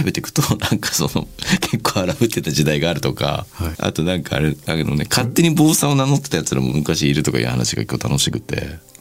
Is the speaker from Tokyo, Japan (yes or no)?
no; Shimada, Shizuoka, Japan; 僕の地元静岡県島田市なんですけど